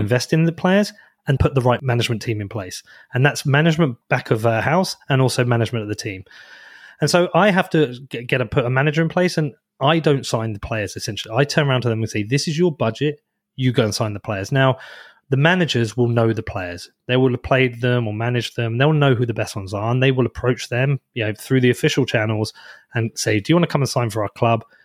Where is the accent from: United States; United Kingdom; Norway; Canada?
United Kingdom; Bedford, East of England; my hometown. Like, Bedford is a de-, deprived area